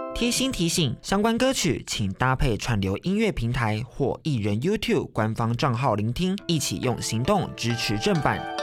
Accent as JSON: {"language": "Chinese", "country": "Taiwan", "said": "他台湾人，我台湾人，就是家乡感觉"}